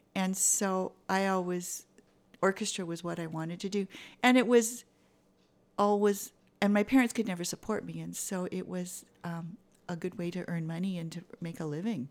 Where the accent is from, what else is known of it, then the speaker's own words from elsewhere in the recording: Vancouver, British Columbia, Canada; moved away; growing up in Vancouver, it's a little easier to have a greenhouse than it is here